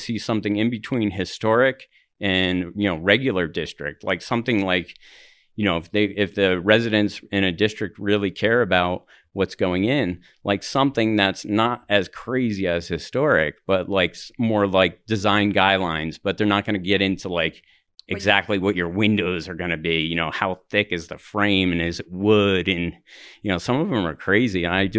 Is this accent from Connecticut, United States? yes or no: no; Denver, Colorado, United States; You know, I'm from the Highlands area, and it's like a lot of construction is going on